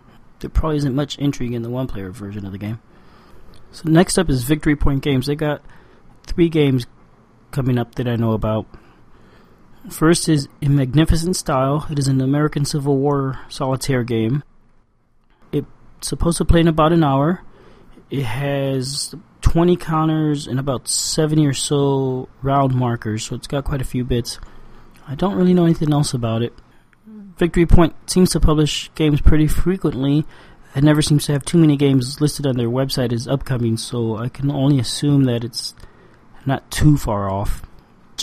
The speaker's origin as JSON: {"language": "English", "country": "Cuba", "tie": "born or raised there", "said": "I was born in Cuba"}